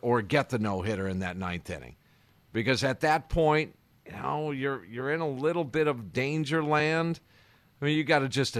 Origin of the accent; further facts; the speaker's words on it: Kenosha, Wisconsin, United States; In Milwaukee, the big city. I grew up in Kenosha.